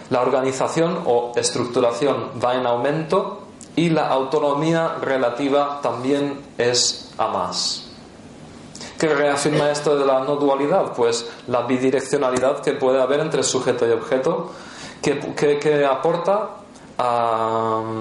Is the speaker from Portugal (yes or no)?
yes; Portugal; Spanish is a second language; Como soy portuguesa, no consigo entender la palabra que estás diciendo.